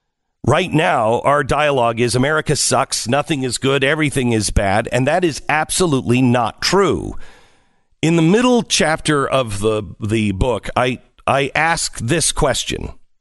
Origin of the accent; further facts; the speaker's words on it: Seattle, Washington, United States; I grew up in the Seattle area.